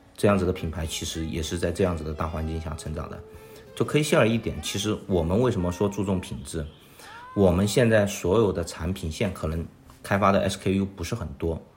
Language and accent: Chinese; Chengdu, Sichuan, China; moved away as an adult; now in Shanghai, China; 我本身是成都人，我来到上海读大学